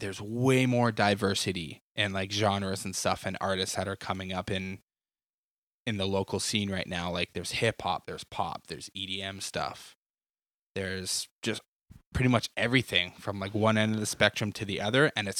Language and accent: English; Edmonton, Alberta, Canada; growing up in Edmonton